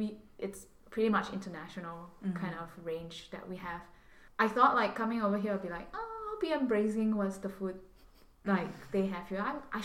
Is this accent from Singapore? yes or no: yes; Singapore; moved away as an adult; now in Los Angeles, United States; I'm born and bred in Singapore.